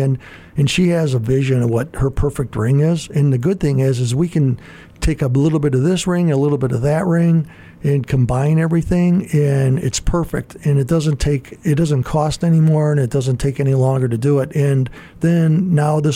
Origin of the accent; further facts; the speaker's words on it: Gary, Indiana, United States; I grew up in Gary, Indiana